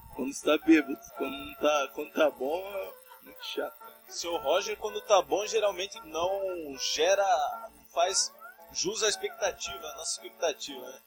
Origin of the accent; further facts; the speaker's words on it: São Paulo, Brazil; sou brasileiro, sou paulista, moro em Sete Barras